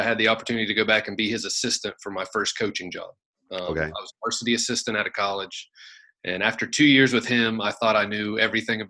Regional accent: Athens, Ohio, United States; also born or lived in West Virginia; Athens, Ohio. I went to Alexander High School

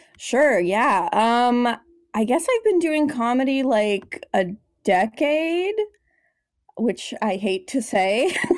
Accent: Los Angeles, California, United States; also born or lived in San Francisco Bay Area; I came to L A, which is my hometown

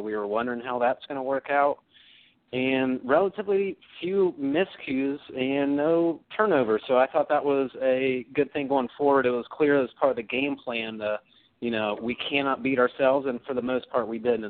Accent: Midwest, United States; from my humble perspective as a Midwesterner

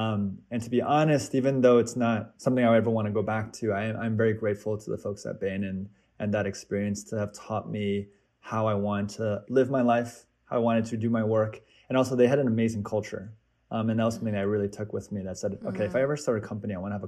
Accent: Kansas, United States; also born or lived in Seattle, Washington; I am Korean American. I was actually born in Seattle, Washington, but moved around quite a bit and spent most of my childhood actually growing up in Kansas, which is rare.

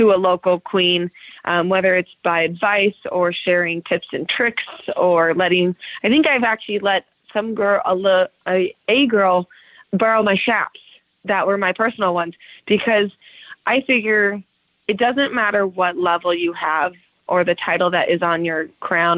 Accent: Meridian, Idaho, United States; I'm still from Meridian, Idaho.

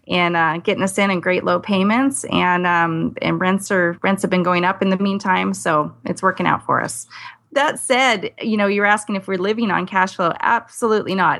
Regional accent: California, United States; now in Idaho, United States; I was born in California

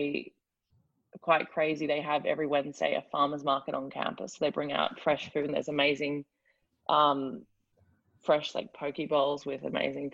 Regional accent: Australia; accent: Australian; moved away as an adult; now in Miami, United States; are you Australian

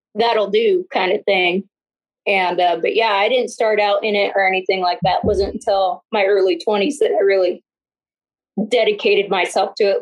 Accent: Northeastern Washington, United States; moved away; where I was born and raised in Northeastern Washington

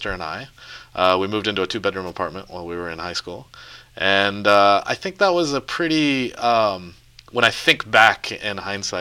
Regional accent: Dallas, Texas, United States; also born or lived in Poughkeepsie, New York; I grew up in Texas. I was born in New York, actually right around here. I was in Poughkeepsie. But I grew up and I ended up moving to Texas when I was really young and grew up there.

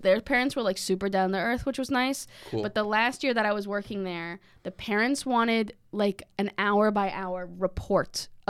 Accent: Massachusetts, United States; Well, I would say I'm from Massachusetts, but then I would say Western Mass.

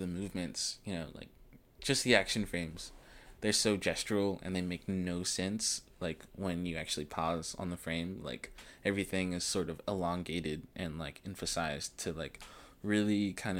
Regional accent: the South, United States; us growing up in the South, like in a very heavily Christian based family

